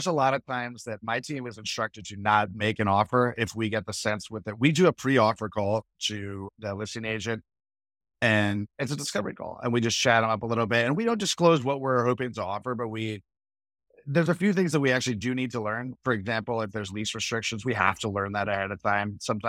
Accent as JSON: {"language": "English", "region": "New England", "country": "United States", "tie": "born or raised there", "also_born_or_lived": "New York", "said": "I grew up in New England and New York, and my parents lived in old, interesting houses."}